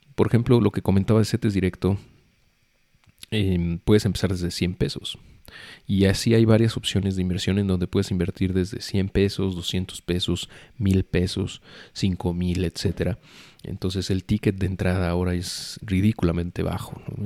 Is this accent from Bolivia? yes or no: no; Mexico; como mexicanos